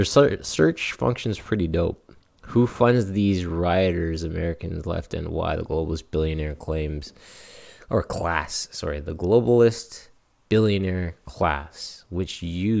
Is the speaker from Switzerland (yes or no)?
no; Canada; I'm Canadian